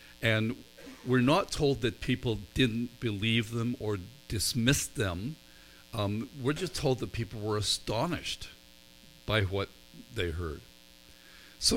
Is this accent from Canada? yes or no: no; Northern Ireland, United Kingdom; I grew up in Northern Ireland, where there are more sheep than people.